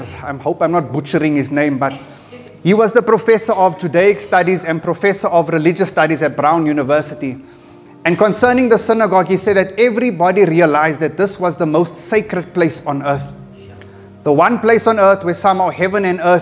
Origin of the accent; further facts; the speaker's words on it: Johannesburg, Gauteng, South Africa; I was born in Fleerhof, and right next door to where we stayed was a mosque